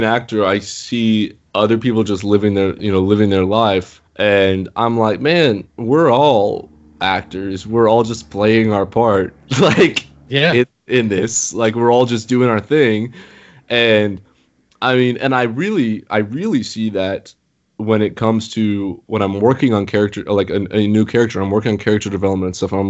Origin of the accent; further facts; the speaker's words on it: United States; growing up in the United States